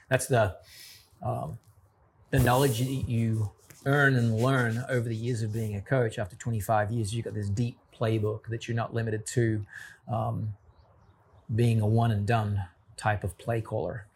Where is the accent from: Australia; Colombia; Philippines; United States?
Australia; being an Australian